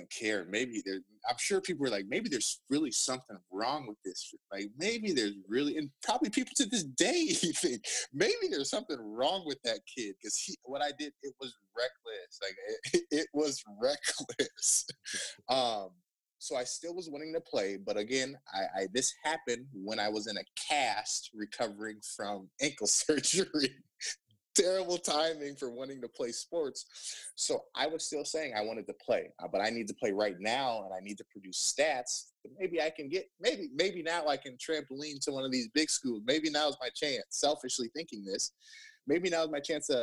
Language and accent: English; Plymouth, Minnesota, United States; moved away as an adult; also born or lived in Lubbock, Texas; I'm from Plymouth, Minnesota. My parents, we lived right next to Providence, like Seven Greens. I go to Target, I go to Benilde, we go to Ridgedale, we go to Mall of America